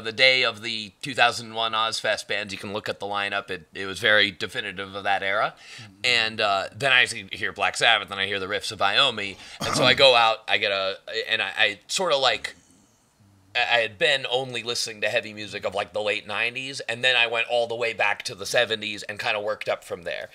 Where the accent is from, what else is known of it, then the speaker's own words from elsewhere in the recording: Moorpark, California, United States; also born or lived in San Francisco, California; I grew up in Moorpark, California. It's a middle upper class suburb. It's in Ventura County, a little north